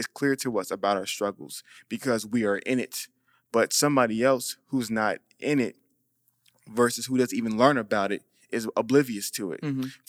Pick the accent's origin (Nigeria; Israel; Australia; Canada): Nigeria; Okay. I'm not Haitian. Whoa. I'm Nigerian.